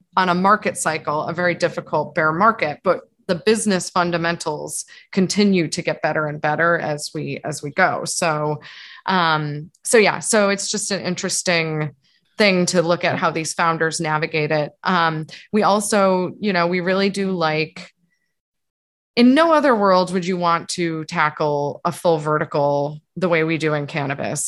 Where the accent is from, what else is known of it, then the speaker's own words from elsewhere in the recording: East Coast, United States; moved away as an adult; also born or lived in New York; now in San Francisco, United States; having grown up on the East Coast where there was no whisper of a legal market